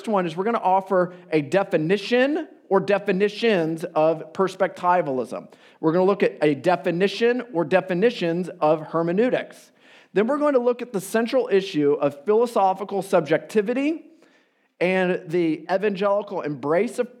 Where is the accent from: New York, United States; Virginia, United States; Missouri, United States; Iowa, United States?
Iowa, United States; now in Chicago, United States; I am from the Midwest, Iowa via Chicago